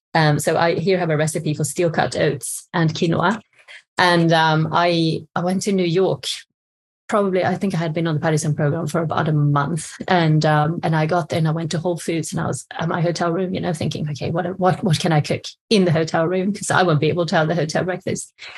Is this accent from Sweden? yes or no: yes; Sweden; moved away as an adult; now in England, United Kingdom; I'm from Sweden